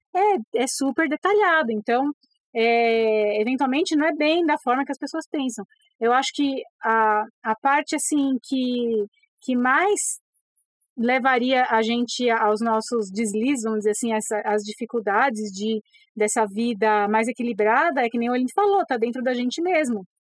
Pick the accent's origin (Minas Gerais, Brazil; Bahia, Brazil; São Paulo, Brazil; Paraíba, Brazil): São Paulo, Brazil; eu sou paulistana, a gente cresce assim